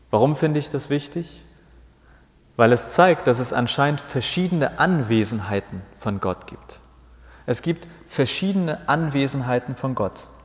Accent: Hamburg, Germany; Ich war sowas wie 14, 15, 16 Jahre alt, äh, meine Heimatgemeinde, auch in Hamburg, aber im Nordwesten.

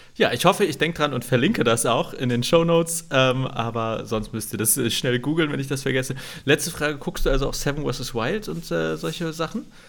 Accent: Hamburg, Germany; also born or lived in Greifswald / Berlin; wo ich aufgewachsen bin in Hamburg, Schnellsen

